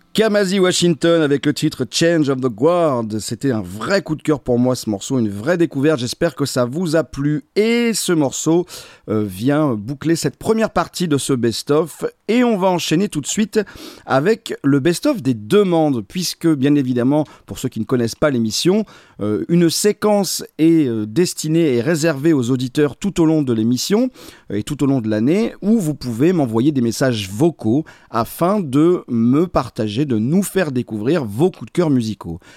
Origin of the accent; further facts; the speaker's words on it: the Nord, Hauts-de-France, France; je suis du Nord